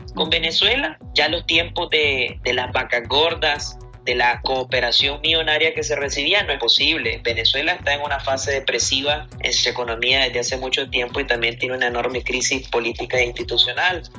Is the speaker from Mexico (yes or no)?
no; Nicaragua; Nosotros los nicaragüenses